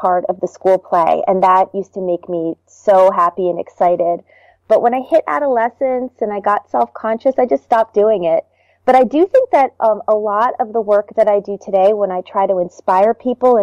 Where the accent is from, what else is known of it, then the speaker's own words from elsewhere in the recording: New Jersey, United States; also born or lived in Baltimore, Maryland; I actually grew up in New Jersey. I moved from Baltimore when I was